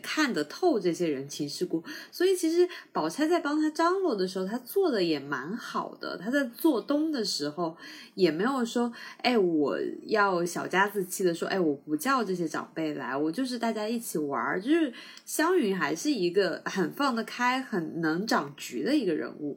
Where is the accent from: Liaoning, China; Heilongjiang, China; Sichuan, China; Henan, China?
Sichuan, China; moved away; also born or lived in South China; 我是四川人嘛，所以我从小不怎么吃海鲜